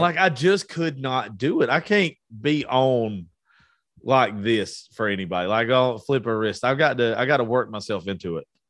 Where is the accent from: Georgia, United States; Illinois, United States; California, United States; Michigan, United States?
Georgia, United States; I'm from Georgia.